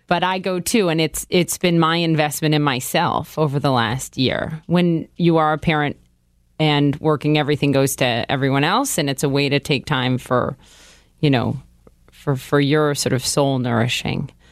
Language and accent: English; Minnesota, United States; now in New York City, United States; growing up in the Midwest